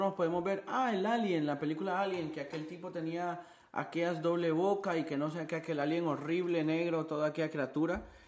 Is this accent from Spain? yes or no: no; Honduras; moved away as an adult; now in Miami, United States; yo soy de Honduras